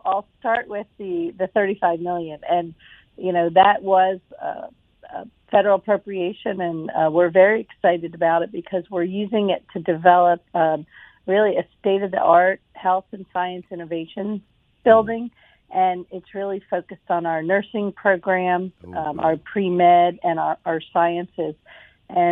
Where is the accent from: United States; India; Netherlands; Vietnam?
United States; New Jersey; moved away as an adult; also born or lived in Philadelphia area, Pennsylvania; now in Mobile, United States; I am actually from South Jersey and have lived in Philadelphia area